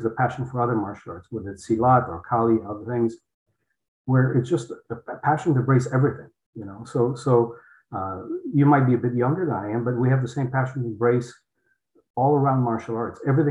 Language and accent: English; Poland; English is a second language; moved away; I came from Poland, couldn't speak English